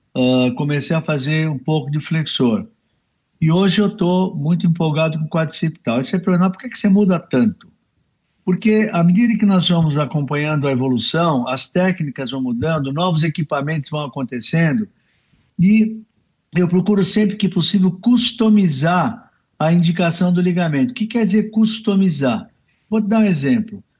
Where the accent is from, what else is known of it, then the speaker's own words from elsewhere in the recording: Brazil; nós somos brasileiros